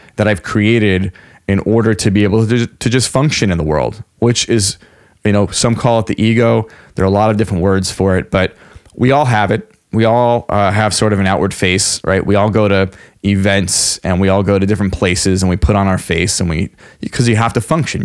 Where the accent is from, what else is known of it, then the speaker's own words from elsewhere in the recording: Long Island, New York, United States; I grew up on Long Island, New York